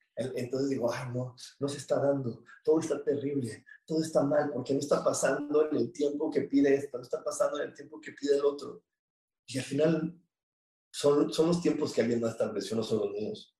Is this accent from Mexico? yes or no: yes; Mexico; somos mexicanos